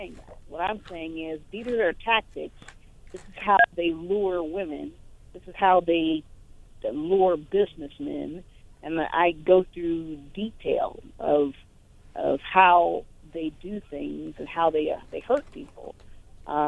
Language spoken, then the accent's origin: English; Indianapolis, Indiana, United States; I'm originally from Indianapolis